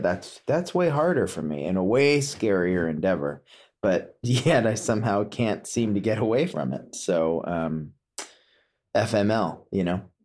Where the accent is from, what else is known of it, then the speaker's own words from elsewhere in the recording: Potomac, Maryland, United States; also born or lived in California; now in Woodstock, United States; growing up in Potomac, Maryland, living in Woodstock, New York